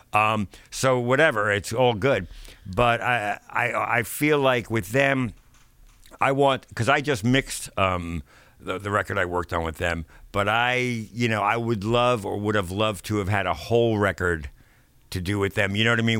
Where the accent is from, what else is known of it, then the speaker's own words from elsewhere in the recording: New York, United States; growing up in New York